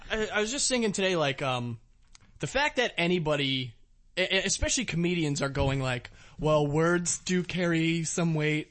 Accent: Virginia, United States

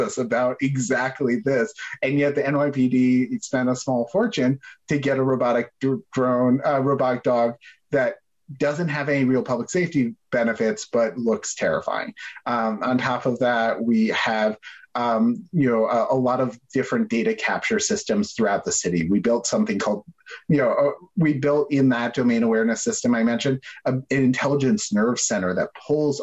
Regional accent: New York, United States; I grew up in New York

